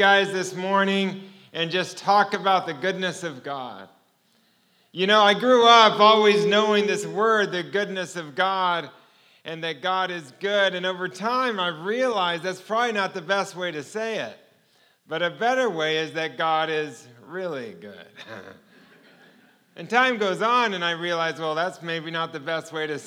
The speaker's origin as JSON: {"language": "English", "town": "Manhattan Beach", "region": "California", "country": "United States", "tie": "born or raised there", "moved": "yes", "said": "I grew up in Manhattan Beach, and I never thought I'd leave"}